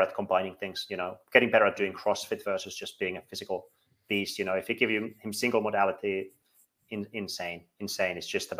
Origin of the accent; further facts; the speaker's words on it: Finland; now in Iceland; I'm from Finland